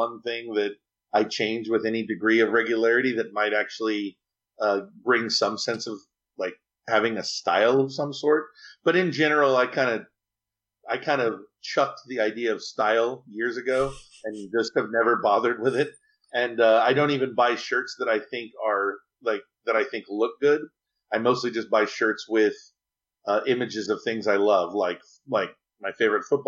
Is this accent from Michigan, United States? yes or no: no; Medford, Oregon, United States; I'm from southwestern Oregon, so the Medford area